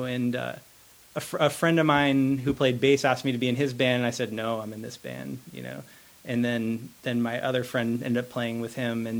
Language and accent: English; Winston-Salem, North Carolina, United States; also born or lived in Boston; I grew up in North Carolina. My family's from Boston, but when I was pretty young, we moved to Winston-Salem, North Carolina, and I went to school there.